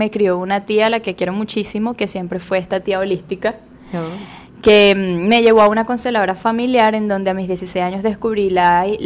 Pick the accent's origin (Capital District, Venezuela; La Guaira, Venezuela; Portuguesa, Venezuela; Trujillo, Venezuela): Trujillo, Venezuela; born there; also born or lived in Valencia, Venezuela; Yo nací en Venezuela, en el estado Trujillo